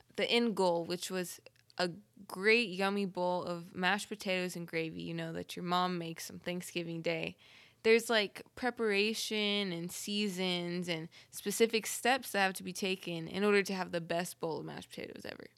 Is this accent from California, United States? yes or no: yes; Southern California, United States; moved away as an adult; now in Oklahoma, United States; Southern Cali girl